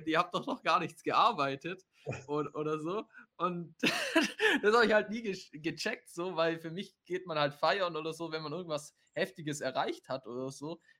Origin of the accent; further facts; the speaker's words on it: Baden-Württemberg, Germany; also ich komme ja aus dem Schwabenländle und dort ist ja eigentlich schon immer so Bausparen und so.